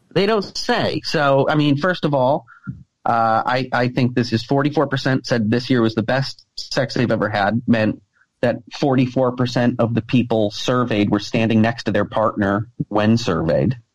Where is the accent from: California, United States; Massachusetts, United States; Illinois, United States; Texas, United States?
Massachusetts, United States; the Berkshires; my hometown in the Berkshires